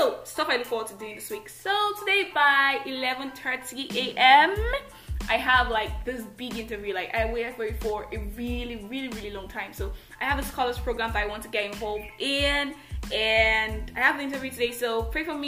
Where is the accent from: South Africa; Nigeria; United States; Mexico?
Nigeria; I am that Nigerian Christian talkaholic